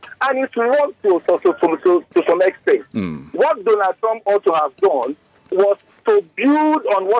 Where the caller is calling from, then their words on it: Ikeja, Lagos, Nigeria; I'm calling from Ikeja.